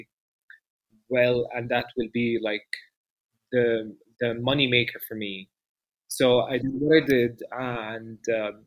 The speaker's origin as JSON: {"language": "English", "region": "Dubai", "country": "United Arab Emirates", "tie": "born or raised there", "moved": "as an adult", "lives_now": "Amman, Jordan", "said": "I come from Dubai and I was born and raised in Dubai for 26 years and I lived there"}